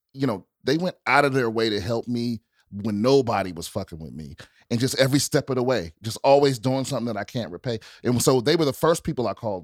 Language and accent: English; Maryland, United States; also born or lived in Washington, District of Columbia, United States; I grew up in PG County, Maryland. So right outside of DC.